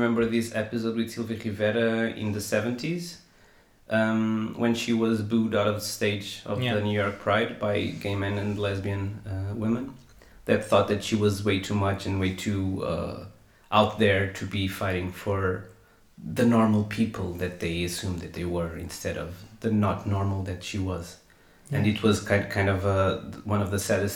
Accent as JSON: {"language": "English", "country": "Portugal"}